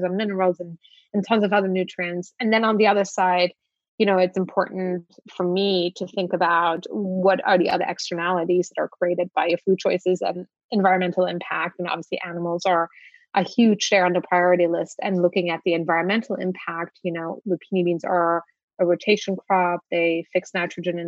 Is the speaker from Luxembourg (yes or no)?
yes; Luxembourg; moved away as an adult; now in United States; I grew up in Luxembourg.